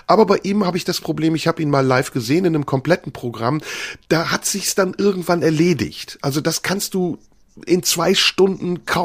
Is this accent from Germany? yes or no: no; Turkey; Wenn ich als Türke anfange, über deutsche Themen zu sprechen oder mich wie ein Deutscher benehme auf der Bühne